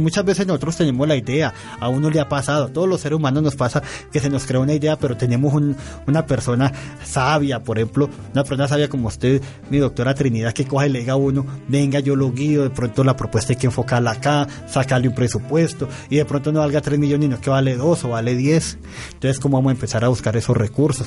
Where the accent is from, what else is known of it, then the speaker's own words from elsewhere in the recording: Sevilla, Valle del Cauca, Colombia; en el norte del valle, de mi tierra específicamente